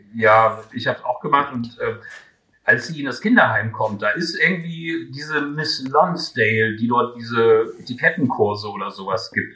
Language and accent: German; Göttingen, Lower Saxony, Germany; in meiner Heimatstadt